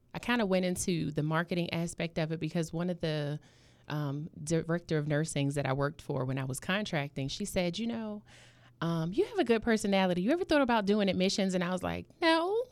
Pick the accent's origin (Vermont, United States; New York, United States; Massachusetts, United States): New York, United States; New York City; moved away as an adult; now in Norfolk, United States; I was, um, born and raised in Harlem, and I came down to Norfolk when I was about twenty-one